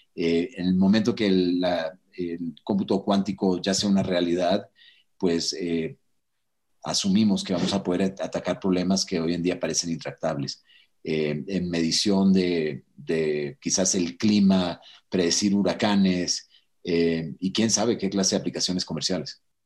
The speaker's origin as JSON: {"language": "Spanish", "country": "Venezuela", "tie": "born or raised there", "also_born_or_lived": "Mountain View, California", "moved": "yes", "lives_now": "Mexico", "said": "yo eh, crecí en Venezuela. O sea, cuando yo estaba en Venezuela de niño"}